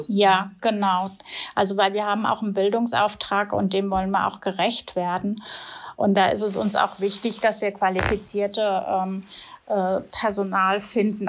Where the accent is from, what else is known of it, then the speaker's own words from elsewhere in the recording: Wiesbaden, Hesse, Germany; ich komme aus Wiesbaden ursprünglich